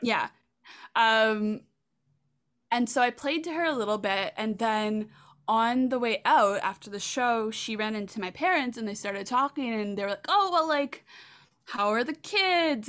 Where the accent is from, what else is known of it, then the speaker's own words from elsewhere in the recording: Prince Edward Island, Canada; also born or lived in Hamilton, Ontario; moved to P E I.